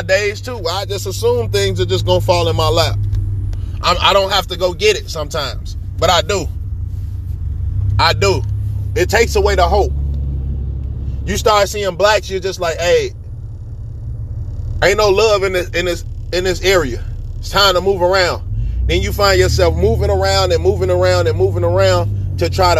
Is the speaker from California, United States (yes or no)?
no; Chicago, Illinois, United States; I'm a Chicago person. So, you know, I grew up in Humboldt Park. I grew up in K-Town